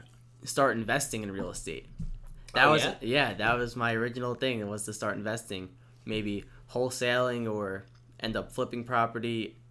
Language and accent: English; West Islip, New York, United States; West Islip.